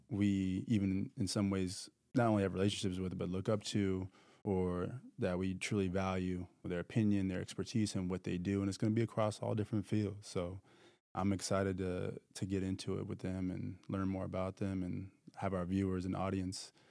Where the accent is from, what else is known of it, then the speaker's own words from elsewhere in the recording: Texas, United States; also born or lived in Florida; I was from the South mostly. I was raised. A lot of my adolescence was between Texas and Florida.